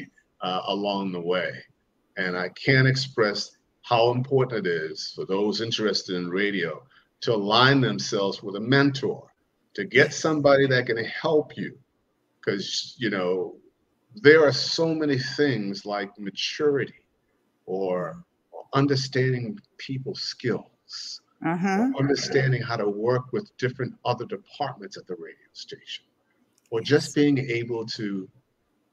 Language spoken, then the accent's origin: English; Boston, Massachusetts, United States; moved away; also born or lived in Chicago; my hometown is Boston, Boston, Mass. Grew up in Roxbury, Dorchester area of Boston